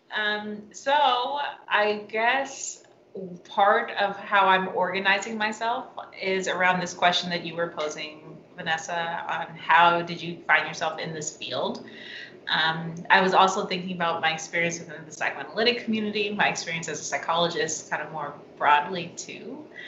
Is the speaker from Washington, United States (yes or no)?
yes; Seattle, Washington, United States; moved away as an adult; I'm from Seattle. Um, my family's in, in Seattle.